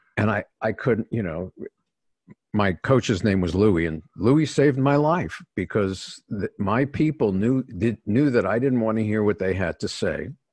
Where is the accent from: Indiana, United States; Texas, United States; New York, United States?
New York, United States; New York City; I was born in New York City